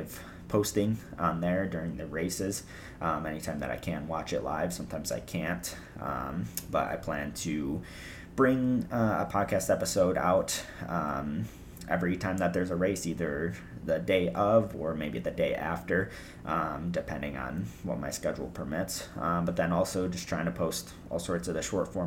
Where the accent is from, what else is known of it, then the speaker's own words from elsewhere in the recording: United States; I'm from America